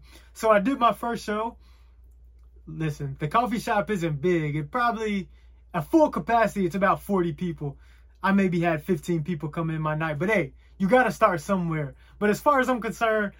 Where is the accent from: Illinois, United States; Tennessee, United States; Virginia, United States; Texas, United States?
Tennessee, United States; Chattanooga; moved away; my hometown in Chattanooga.